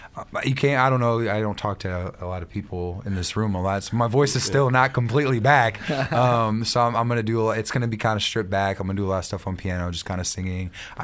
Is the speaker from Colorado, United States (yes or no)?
no; Columbia, Missouri, United States; here in my hometown of Columbia, Missouri.